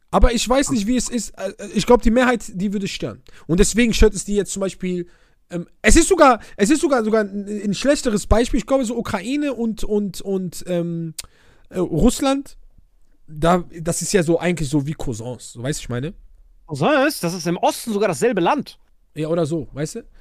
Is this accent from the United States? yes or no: no; Oujda, Oriental, Morocco; ich wohne ja aus einer Grenzstadt, ich komme ja aus Wujda, so, ich bin ja Grenz Algerien.